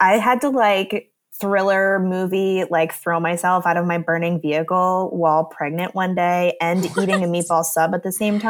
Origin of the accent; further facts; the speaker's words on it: New Jersey, United States; also born or lived in Indiana; And I'm originally from New Jersey.